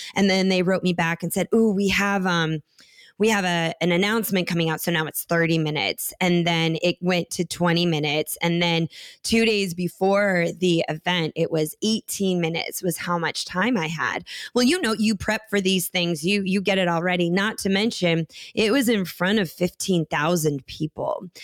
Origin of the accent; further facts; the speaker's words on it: Minneapolis, Minnesota, United States; where I grew up in Minneapolis